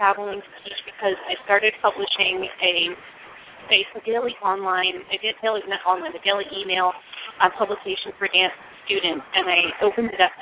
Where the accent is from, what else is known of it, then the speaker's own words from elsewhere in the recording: United States; I'm actually Sicilian. My family is Sicilian. I was born in the States, though